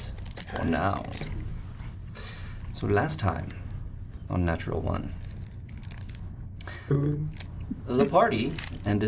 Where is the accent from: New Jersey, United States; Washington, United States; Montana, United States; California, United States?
California, United States; born and raised in Cali